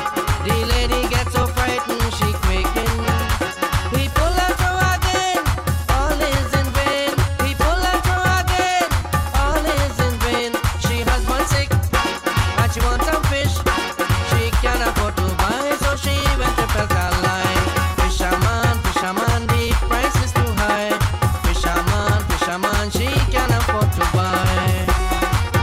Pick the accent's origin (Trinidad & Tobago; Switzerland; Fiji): Trinidad & Tobago; moved away; I am from Trinidad and Tobago originally